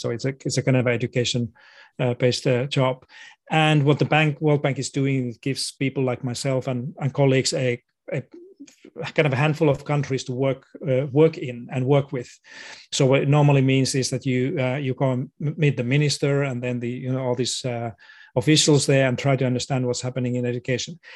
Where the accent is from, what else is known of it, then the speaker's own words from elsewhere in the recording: Finland; moved away as an adult; now in Australia; I was born in Finland to a family of teachers.